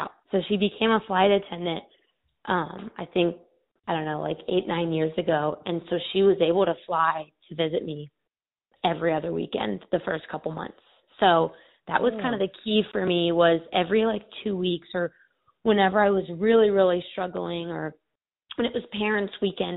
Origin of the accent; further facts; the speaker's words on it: Phoenix, Arizona, United States; also born or lived in Oxford, Ohio; I'm from Phoenix, Arizona, and I moved about 1,800 miles away to Oxford, Ohio